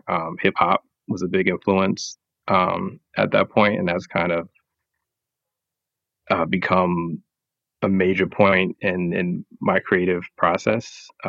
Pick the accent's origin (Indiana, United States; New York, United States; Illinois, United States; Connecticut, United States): New York, United States; Brooklyn; I think just growing up in New York in general has a crazy influence on a person because there's so many different cultures and everything mashed up together. But Brooklyn, especially, I've got like a great sense